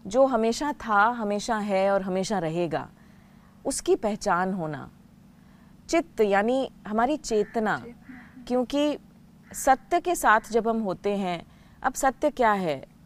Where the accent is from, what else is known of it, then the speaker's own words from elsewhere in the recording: Haryana, India; moved away; also born or lived in Delhi; हूँ तो हरियाणा की लेकिन पढ़ाई तो सारी दिल्ली में ही हुई